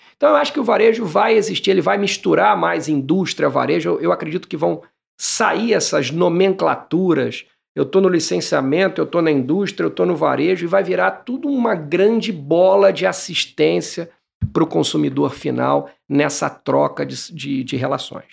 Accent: Barra Mansa, Rio de Janeiro, Brazil; eu nasci em Barra Mansa

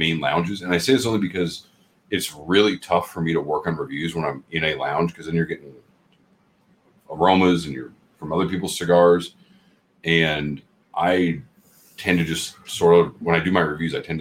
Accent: Seattle, Washington, United States; moved away; I grew up in Seattle, where you can't smoke in stores.

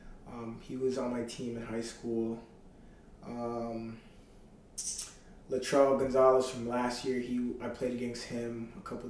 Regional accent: Mississauga, Ontario, Canada; moved away as an adult; now in Charlottetown, Canada; growing up in Malton and, like, the greater Toronto area is kind of tough

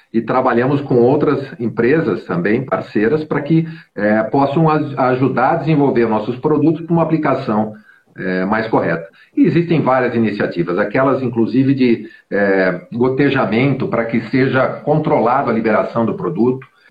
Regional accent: Brazil

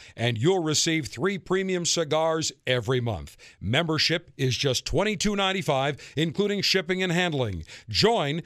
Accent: Buffalo, New York, United States; moved away; my hometown of Buffalo, New York

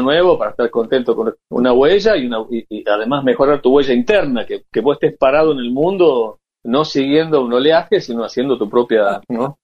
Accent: Tucumán, Argentina; me recibió como tucumano porque estaba en Toronto

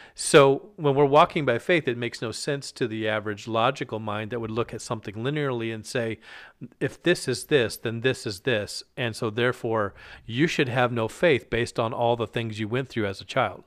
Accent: Alaska, United States; I grew up in Alaska

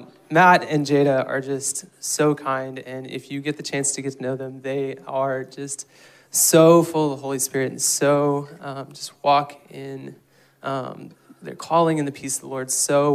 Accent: Guatemala; I grew up in Guatemala, and so if you need vision for that mission trip, I just have vision coming out of my ears for that.

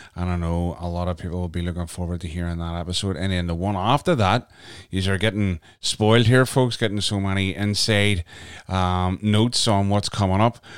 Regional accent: Canada; moved away; my home country, Canada

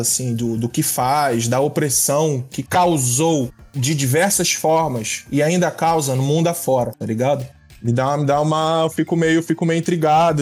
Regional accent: Rio de Janeiro, Brazil; moved away as an adult; now in Los Angeles, United States; moro na Califórnia, Los Angeles, sou nascido e criado no Rio de Janeiro, natural

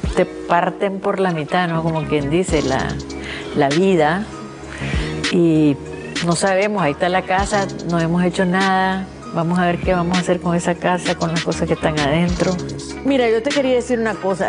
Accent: Nicaragua; moved away; soy una poeta nicaragüense

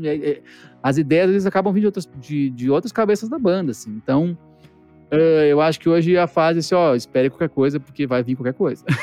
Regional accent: Brazil; enquanto brasileiro

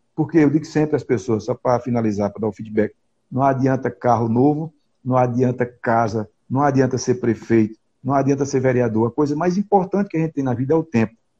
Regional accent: Santa Cruz da Baixa Verde, Pernambuco, Brazil; da minha terra, da capital mundial da rapadura, Santa Cruz da Baixa Verde

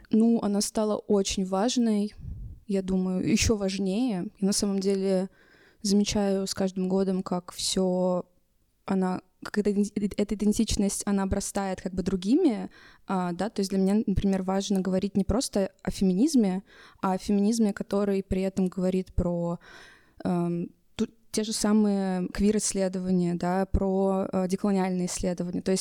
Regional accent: Russia; я могу представиться как квир-персона и как э, россиянка и русская

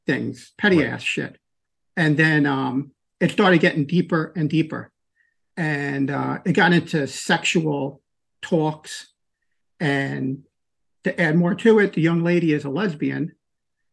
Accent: New York City, New York, United States; grew up in a small little town in Queens, New York, which was actually on the water, an island in a place called the Rockaways

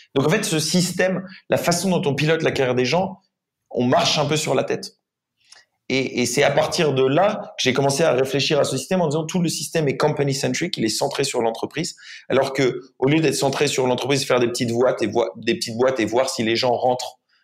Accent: France; je suis français, j'ai 27 ans

